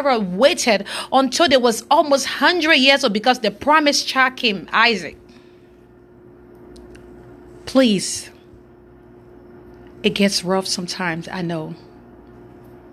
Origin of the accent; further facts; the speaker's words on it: Monrovia, Montserrado, Liberia; now in Lexington, United States; I'm from West Africa, Monrovia, Liberia. I'm presently right now in Lexington, Kentucky